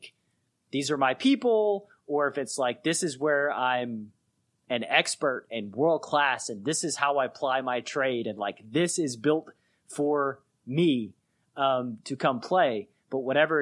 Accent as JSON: {"language": "English", "town": "Chattanooga", "region": "Tennessee", "country": "United States", "said": "I'm from Chattanooga, Tennessee"}